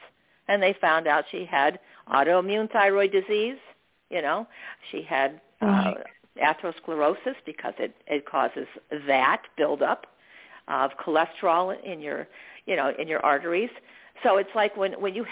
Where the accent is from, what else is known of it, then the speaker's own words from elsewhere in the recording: Daytona Beach, Florida, United States; moved away as an adult; now in Arizona, United States; Daytona Beach, Florida, where I'm from